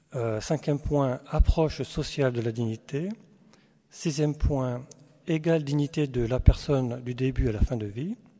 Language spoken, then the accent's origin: French; Alsace, Grand Est, France; on vient, vient d'Alsace